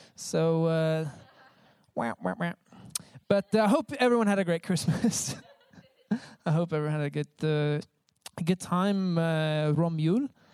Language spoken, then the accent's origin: English; United States; I'm from America